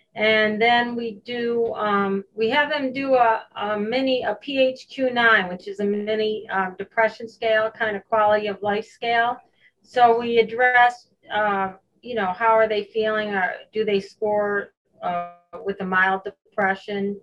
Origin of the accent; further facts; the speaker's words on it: Hoosick Falls, New York, United States; I grew up in Hoosick Falls, New York.